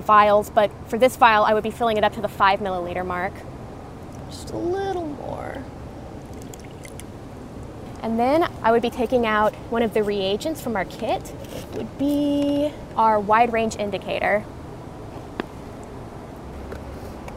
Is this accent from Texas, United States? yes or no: yes; Austin, Texas, United States; I grew up in Austin, so kind of in the heart of Central Texas.